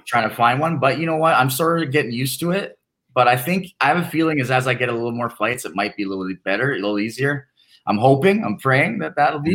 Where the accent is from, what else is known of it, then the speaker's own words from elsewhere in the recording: Canada; being Canadian